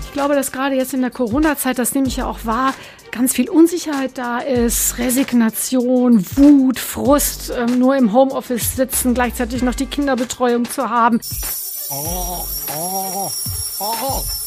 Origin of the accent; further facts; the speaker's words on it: Sauerland, North Rhine-Westphalia, Germany; moved away as an adult; also born or lived in Bonn / Göttingen; now in Essen, Germany; Im Sauerland geboren, in dem gleichen Ort aufgewachsen